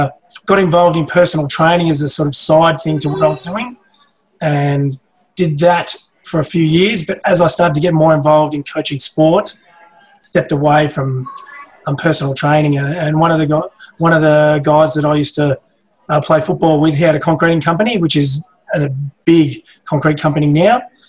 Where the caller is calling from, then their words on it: Geelong, Victoria, Australia; We're Geelong. Warm ponds in Geelong.